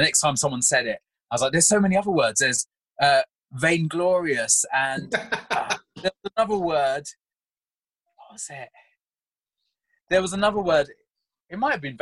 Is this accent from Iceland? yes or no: no; London, United Kingdom; moved away as an adult; now in Kent, United Kingdom; I grew up in Wandsworth in London, first in Roehampton, which was Europe's biggest council estate at one point, and then on West Hill in Wandsworth town